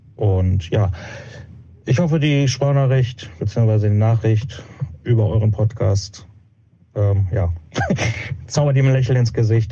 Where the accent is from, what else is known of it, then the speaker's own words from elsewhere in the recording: Witten, North Rhine-Westphalia, Germany; ich komme aus Witten, aus dem wunderschönen sonnigen Witten